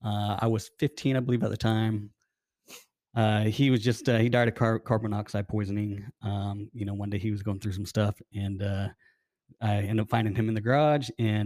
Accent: Arizona, United States; So I'm from Arizona. I have a family.

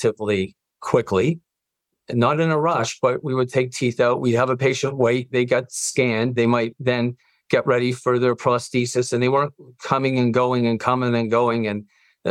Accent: Canada; I'm Canadian

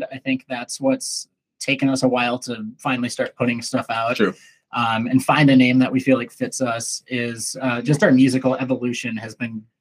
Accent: Lakeville, Minnesota, United States; now in Burnsville, United States; i currently live in burnsville minnesota cool. um, but from lakeville

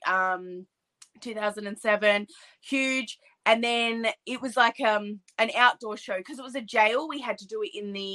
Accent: Australia; I'm an Australian wrestler

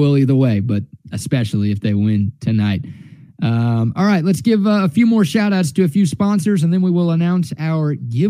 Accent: Dallas, Texas, United States; moved away as an adult; also born or lived in Houston, Texas; now in Central Texas, United States; It's my go-to beer here in Central Texas. It was my go-to beer when I was living in Houston. And if Altstadt existed when I was growing up in Dallas

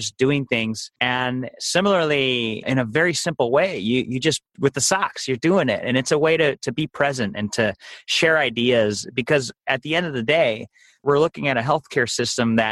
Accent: Chicago, Illinois, United States; Chicago, which is my hometown

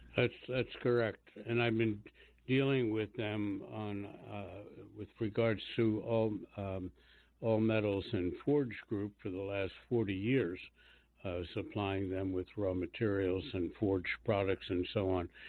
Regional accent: Washington, District of Columbia, United States; I was born and raised in Washington D.C., and I remember in the 40s when I was growing up

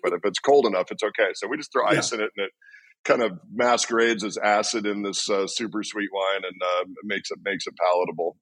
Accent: Washington, United States; moved away; my home, my hometown and my home state

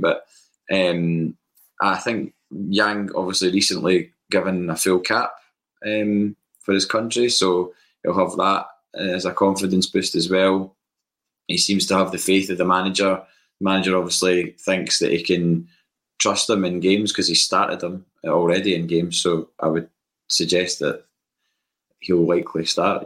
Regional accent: Bathgate, Scotland, United Kingdom; I grew up in Bathgate

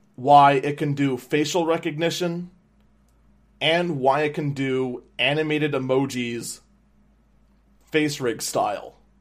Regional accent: Wauwatosa, Wisconsin, United States; here in my hometown of Wauwatosa

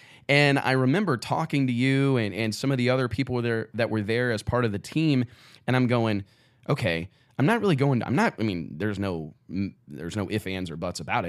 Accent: Kirksville, Missouri, United States; how far I am away from home, how far I am away from Kirksville, Missouri, and here you come.

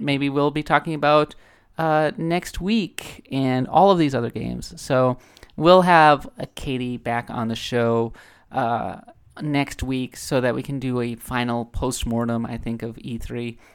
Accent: Minnesota, United States; I'm coming from Minnesota. We're the, we're the north.

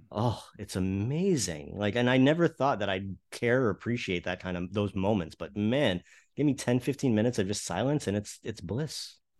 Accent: South Florida, United States; growing up in South Florida

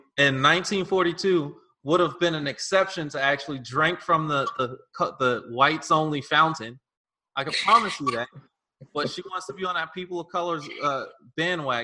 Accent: New York City, New York, United States; I grew up in Fort Greene Projects.

